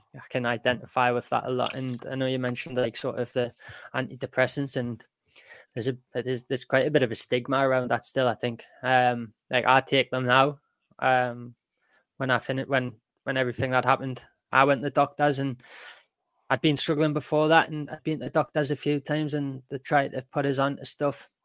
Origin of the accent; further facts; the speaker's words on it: Newcastle upon Tyne, North East England, United Kingdom; I'm from Newcastle, so not that far away as well.